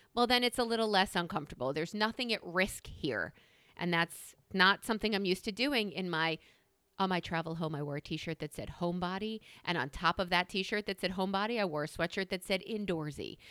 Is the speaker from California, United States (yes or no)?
no; New York, United States; I'm a New Yorker